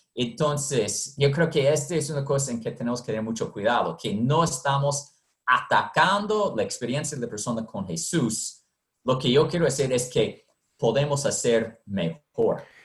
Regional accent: United States; moved away as an adult; also born or lived in Honduras; soy de los Estados Unidos

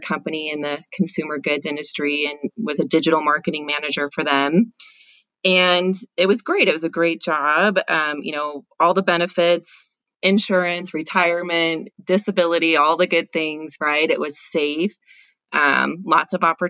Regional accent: Southern California, United States; I grew up in Southern California

